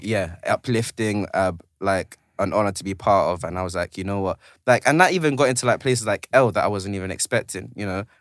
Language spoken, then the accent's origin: English; London, United Kingdom; also born or lived in Tanzania / Zanzibar; I'm originally from South, but catch me on Kingsland now.